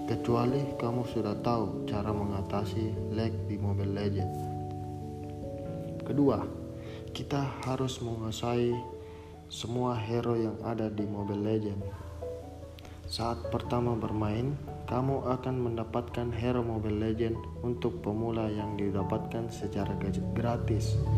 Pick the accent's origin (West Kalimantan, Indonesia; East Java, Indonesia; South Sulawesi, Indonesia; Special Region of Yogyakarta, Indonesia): South Sulawesi, Indonesia; Makassar; born there; Saya lahir keluarga sederhana di negara Indonesia pada tanggal 9 Januari 2001 di Provinsi Sulawesi Selatan, tepatnya di kota Makassar.